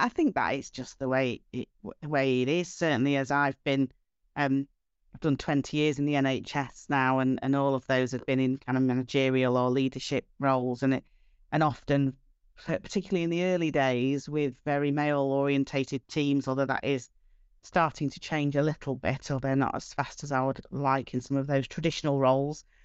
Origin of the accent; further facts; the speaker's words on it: Doncaster, Yorkshire and the Humber, United Kingdom; I'm from Doncaster, I, I don't have a posh accent.